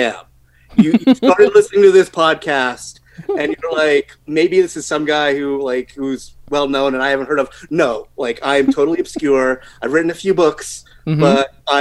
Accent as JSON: {"language": "English", "country": "Canada", "said": "as a Canadian"}